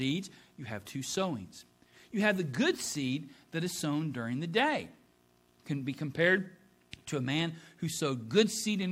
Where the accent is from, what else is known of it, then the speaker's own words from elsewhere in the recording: Ohio, United States; moved away; being from Ohio and a Buckeye